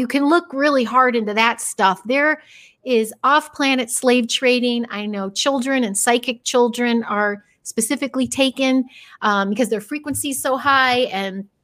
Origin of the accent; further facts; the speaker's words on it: Chicago, Illinois, United States; moved away as an adult; now in Los Angeles, United States; I'm mostly from Chicago, but I have been out here 23 years, and it started in Chicagoland area. And I was like 14